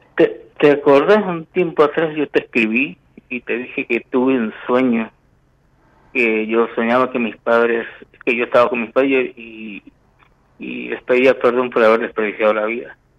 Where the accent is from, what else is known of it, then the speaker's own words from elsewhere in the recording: Mendoza, Argentina; also born or lived in Venado Tuerto, Santa Fe; Nací en Santa Fe, en Venado Tuerto. Pero de cuando tenía dos años vine a vivir aquí, así que prácticamente soy mendocino